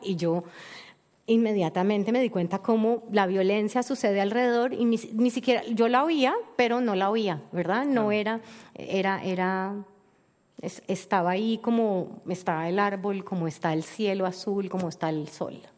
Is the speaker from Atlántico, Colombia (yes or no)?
no; Cali, Valle del Cauca, Colombia; para nosotros los colombianos y para mí como caleña